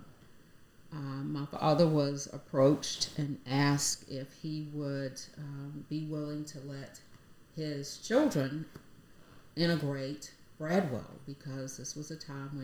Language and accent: English; Hinesville, Georgia, United States; also born or lived in Jesup, Georgia; I was raised in Hinesville, just outside of Fort Stewart